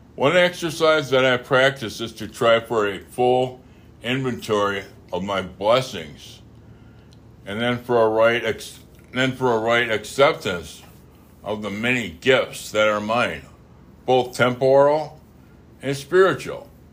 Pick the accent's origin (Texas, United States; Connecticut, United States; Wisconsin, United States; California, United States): Wisconsin, United States; I'm from, uh, I'm from Wisconsin, but I'm also French